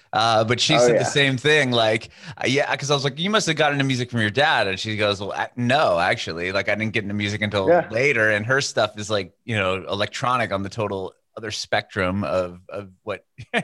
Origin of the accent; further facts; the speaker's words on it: San Diego, California, United States; I grew up in Southern California. I grew up in San Diego.